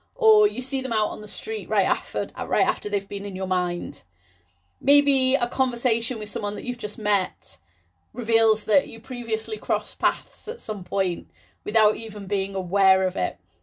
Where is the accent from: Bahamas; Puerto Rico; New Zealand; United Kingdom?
United Kingdom; Liverpool, North West England; moved away as an adult; also born or lived in Scotland; I'm from the Liverpool area, and when I first applied to university, I was gonna stay local